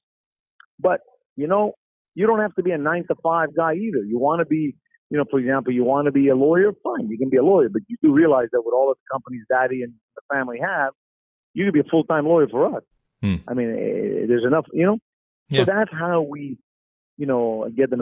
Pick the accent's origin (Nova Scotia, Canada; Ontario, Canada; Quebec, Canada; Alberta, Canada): Quebec, Canada; Montreal; I grew up in the East End of Montreal